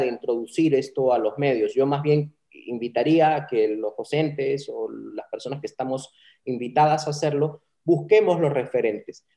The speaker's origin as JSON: {"language": "Spanish", "country": "Peru"}